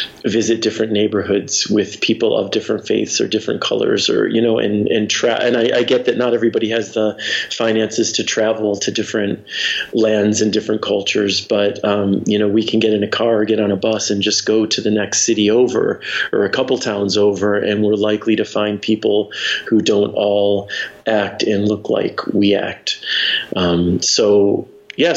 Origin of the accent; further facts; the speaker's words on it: Detroit, Michigan, United States; I grew up in the Detroit suburbs. So, suburban Detroit